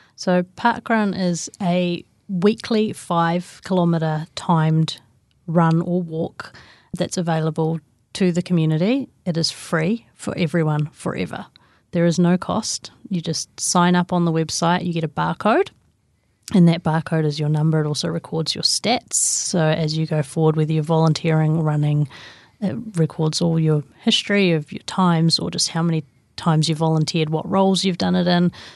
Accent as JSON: {"language": "English", "area": "Great Barrier Island", "region": "Auckland", "country": "New Zealand", "tie": "born or raised there", "said": "I grew up on Great Barrier Island"}